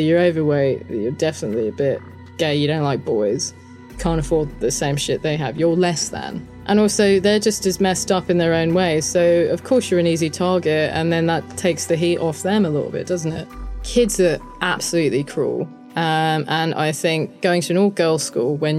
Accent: London, United Kingdom; accent: a bit muddled; We grew up in a suburb of London where there were quite a few families like our family

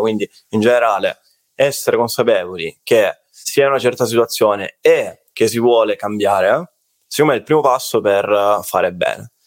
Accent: Salento, Apulia, Italy; sono salentino, quindi salentino, pizzica, pizzica, notte da Taranta, tamburello

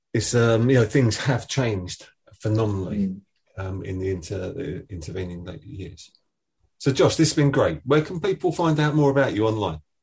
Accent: Essex, East of England, United Kingdom; I'm from Essex

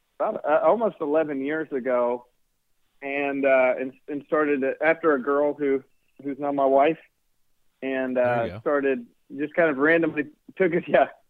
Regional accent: Chattanooga, Tennessee, United States; moved away as an adult; now in Los Angeles, United States; Originally born and raised in Chattanooga, Tennessee, the Nuga, if you will, and transplanted to the West Coast about 3 years ago. And have been in L.A., greater L.A. area during that time.

